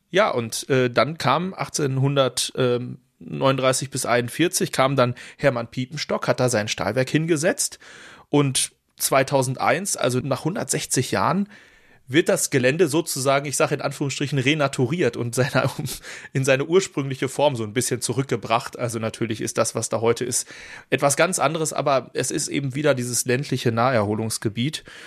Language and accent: German; Dortmund, North Rhine-Westphalia, Germany; als Dortmunder